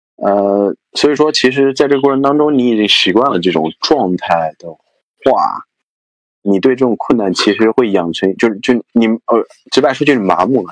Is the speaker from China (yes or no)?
yes; Anhui, China; 我是安徽人嘛，所以我们都，都是不分的